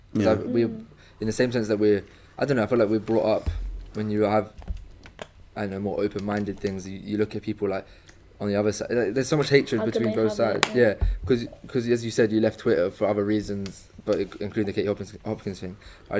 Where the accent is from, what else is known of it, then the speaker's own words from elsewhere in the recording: England, United Kingdom; Like, how can I, as an English person, like you know, like yeah, be proud to be? I can't. Can I? If I said I'm proud to be English